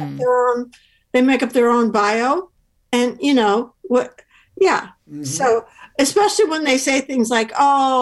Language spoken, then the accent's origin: English; Chicago, Illinois, United States; I'm from Chicago